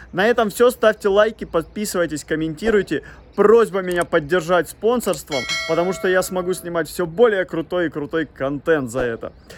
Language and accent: Russian; Tula Oblast, Russia; Тульская область, это у меня место рождения, Тульская область